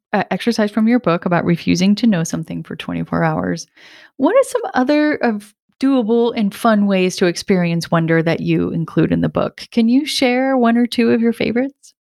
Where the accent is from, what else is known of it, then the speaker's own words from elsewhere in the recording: Rhode Island, United States; I grew up in Rhode Island, where I live now